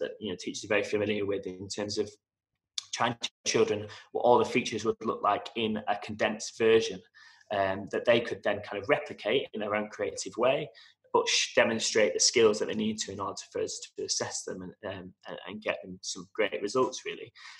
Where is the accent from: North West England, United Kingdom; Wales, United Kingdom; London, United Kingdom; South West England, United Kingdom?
North West England, United Kingdom; Manchester; moved away as an adult; now in Dubai, United Arab Emirates; I'm originally from Manchester